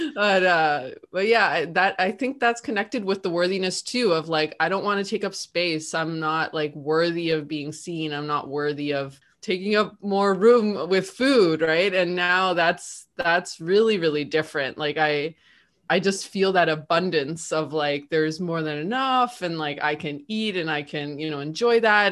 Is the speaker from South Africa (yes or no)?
no; Canada; now in Argentina; I'm living in Argentina, but I'm also Canadian